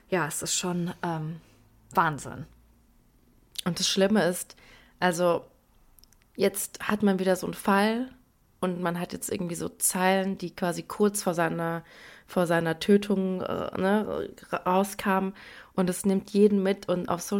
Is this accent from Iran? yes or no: yes; Iran; Deswegen haben wir recherchiert, wie man generell, aber vor allem jetzt auch momentan als Iranerin ähm, gerade mit all diesen schrecklichen Nachrichten und vor allem auch Bildern umgeht.